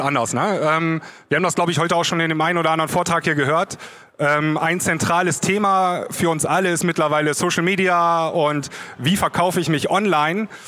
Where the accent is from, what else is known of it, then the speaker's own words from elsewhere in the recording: the Northwest, northwest Germany, Germany; bei mir da oben im Nordwesten, wo ich herkomme